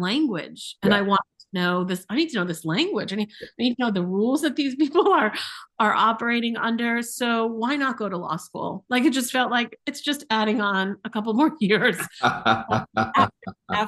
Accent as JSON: {"language": "English", "region": "East Coast / Midwest", "country": "United States", "tie": "born or raised there", "also_born_or_lived": "St. Louis", "moved": "yes", "lives_now": "Chicago, United States", "said": "I grew up on the East Coast. I spent my formative years, I'll say, here in the Midwest"}